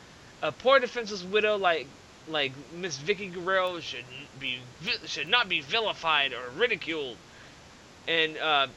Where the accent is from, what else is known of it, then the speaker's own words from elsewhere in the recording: San Jose, California, United States; in my hometown of San Jose, California